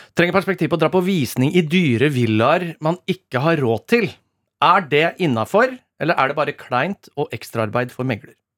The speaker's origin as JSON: {"language": "Norwegian", "town": "Rakkestad", "region": "Østfold", "country": "Norway", "said": "mitt distrikt, mm. eh, Rakstad"}